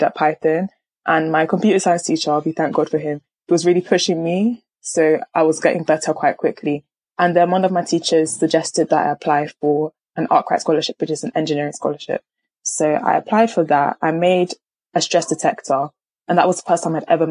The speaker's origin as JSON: {"language": "English", "country": "Nigeria", "said": "I'm a Nigerian"}